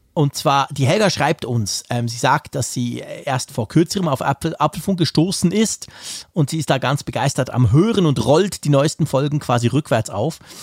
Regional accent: Switzerland; bei uns in der Schweiz

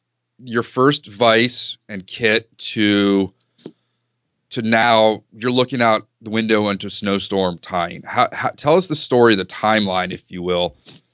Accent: Reston, Virginia, United States; We were destructive growing up in Reston.

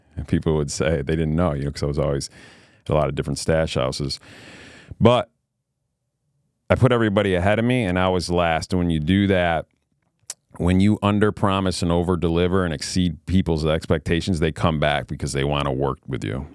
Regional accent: Queensbury, New York, United States; I grew up in a little town called Queensbury, New York. It's in upstate New York near uh, between Saratoga Springs and Lake George, New York

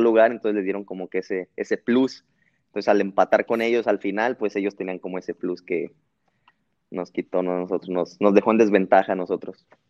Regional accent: Guadalajara, Jalisco, Mexico; moved away as an adult; now in Belgium; soy de Guadalajara

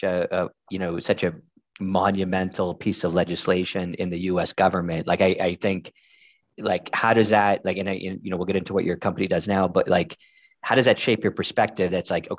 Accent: United States; moved away as an adult; now in Dublin, Ireland; I'm American Irish instead of Irish American. I emigrated to Ireland versus the other way.

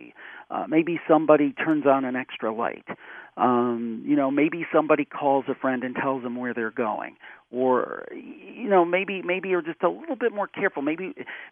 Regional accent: Cleveland, Ohio, United States; That's my hometown, Cleveland

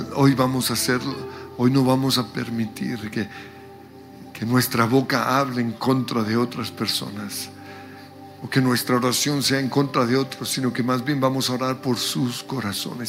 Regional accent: Colombia; como colombianos

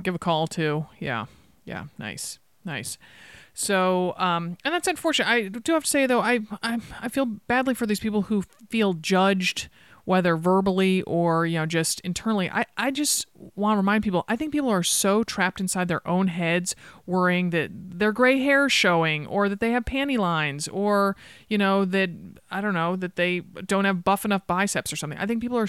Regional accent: Connecticut, United States; growing up in Connecticut

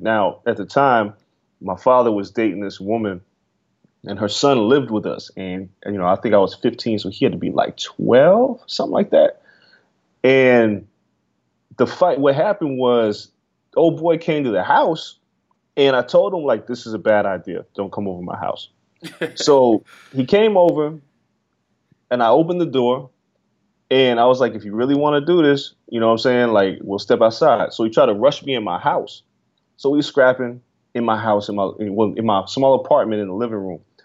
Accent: Las Vegas, Nevada, United States; moved away; growing up in Vegas

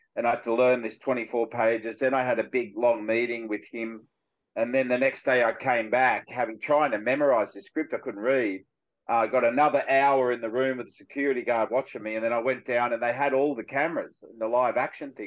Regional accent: Cronulla, New South Wales, Australia; this is where I grew up in Cronulla

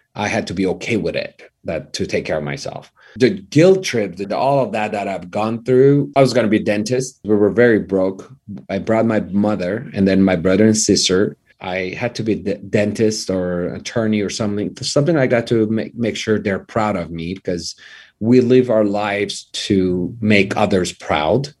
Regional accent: Tehran, Tehran Province, Iran; English is a second language; moved away as an adult; now in Los Angeles, United States; I grew up in Iran

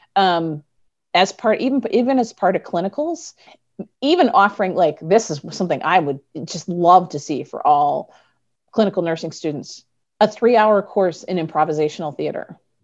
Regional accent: Midwest, United States; I'm from the Midwest

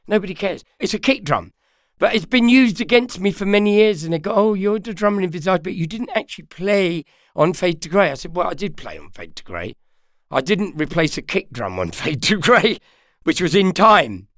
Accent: London, United Kingdom; also born or lived in Ireland; I'm born in Ireland, but I'm from London, yeah, North London.

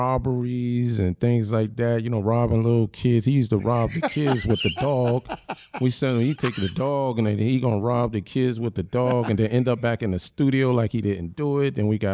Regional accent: Yonkers, New York, United States; But you know, Yonkers, I'm from Yonkers. I'm from Uptown, right. Period.

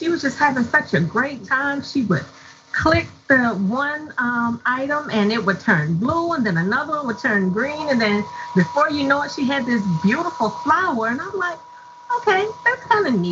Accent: Hampton, Virginia, United States; also born or lived in Norfolk, Virginia; I grew up in Hampton, Virginia.

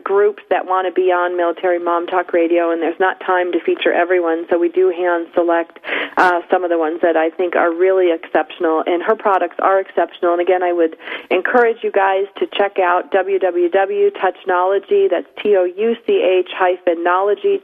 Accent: United States; I grew up in Erie County, which is right above Erie, Pennsylvania.

